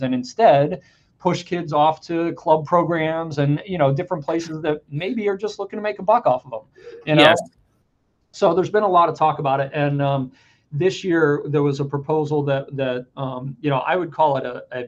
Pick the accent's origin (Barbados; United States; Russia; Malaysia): United States; Pennsylvania; now in Connecticut, United States; I grew up in Pennsylvania.